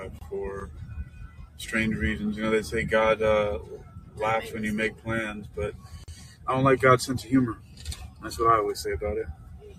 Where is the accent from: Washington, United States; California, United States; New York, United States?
New York, United States; New York City; moved away; I'm originally from New York City.